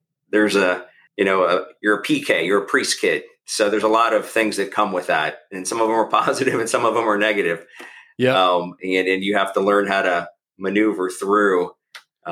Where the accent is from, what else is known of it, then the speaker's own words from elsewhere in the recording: Tampa, Florida, United States; also born or lived in Chicago / Fort Walton Beach, Florida / New Orleans; now in Sarasota, United States; I grew up in Tampa predominantly, but I was born in Chicago